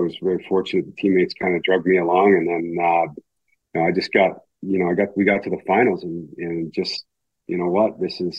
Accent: Kamloops, British Columbia, Canada; growing up in BC, growing up in Kamloops

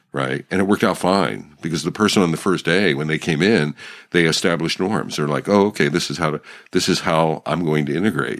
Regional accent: Pennsylvania, United States; I grew up in Pennsylvania

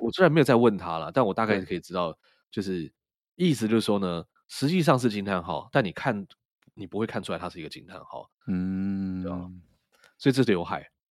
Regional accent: Taipei, Taiwan; 我们从小在台北长大

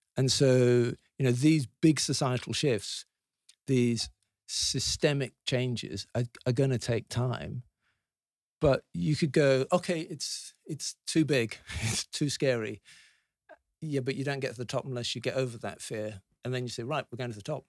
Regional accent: Leeds, Yorkshire and the Humber, United Kingdom; I was born in Leeds

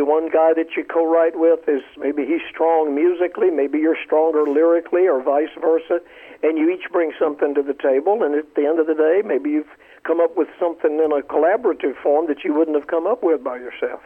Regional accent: Columbia, South Carolina, United States; as a little boy in Columbia, South Carolina

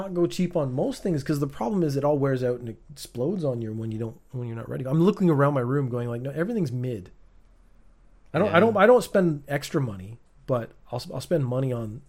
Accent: Canada; I'm Canadian.

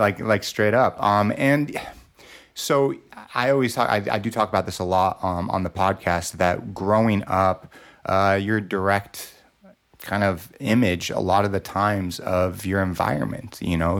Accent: Los Angeles, California, United States; I grew up in Los Angeles

